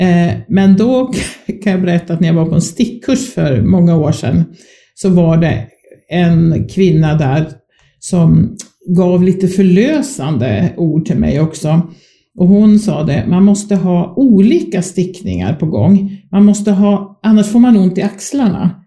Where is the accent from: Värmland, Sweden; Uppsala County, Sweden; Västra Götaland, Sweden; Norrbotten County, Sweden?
Uppsala County, Sweden; Uppsala; moved away; also born or lived in Skåne; Där växte jag upp. Um, inte mina allra första små år, men från det jag var fyra år eh, så bodde jag